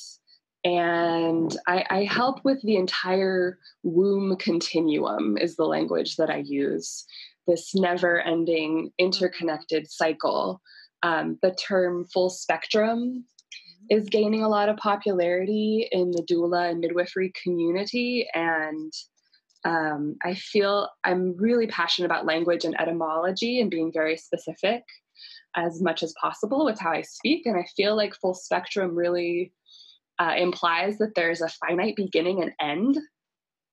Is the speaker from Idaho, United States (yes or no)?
yes; Boise, Idaho, United States; Boise, Idaho. So this is my hometown.